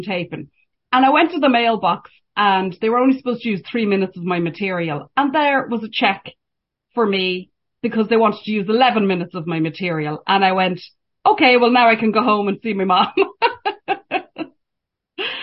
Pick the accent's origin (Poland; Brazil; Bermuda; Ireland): Ireland; accent: Irish; moved away as an adult; now in Canada; just being Irish, having, well, I'm here 10 years now